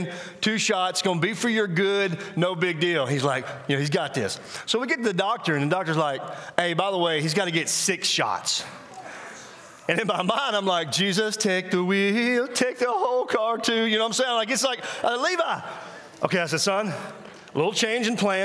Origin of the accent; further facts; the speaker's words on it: Mississippi, United States; now in South Carolina, United States; I'm actually from, I live in South Carolina now, but I'm actually from Mississippi.